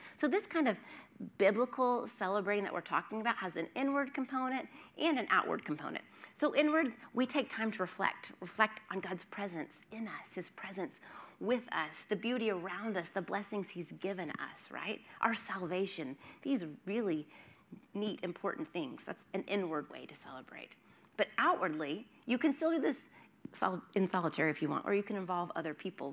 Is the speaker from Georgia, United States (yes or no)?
no; Oklahoma, United States; now in Los Angeles, United States; I'm from Oklahoma. We have tornadoes